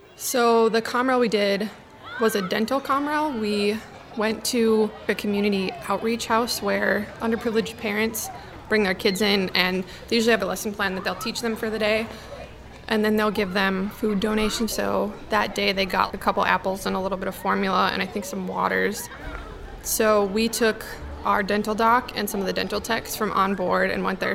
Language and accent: English; Milwaukee, Wisconsin, United States; moved away as an adult; I'm from Milwaukee, Wisconsin, and this is my sea story. I grew up on the shores of Lake Michigan